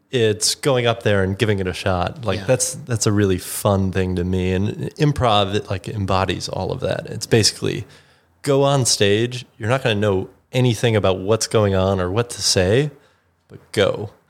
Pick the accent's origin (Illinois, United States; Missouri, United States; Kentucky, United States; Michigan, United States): Illinois, United States; Chicago; growing up in Chicago, used to go to Second City.